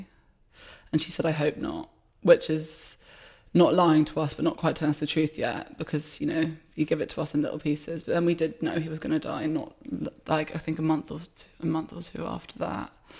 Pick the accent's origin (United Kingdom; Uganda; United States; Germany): United Kingdom; London; also born or lived in Wiltshire; I am from Shepherd's Bush in West London, Shebu.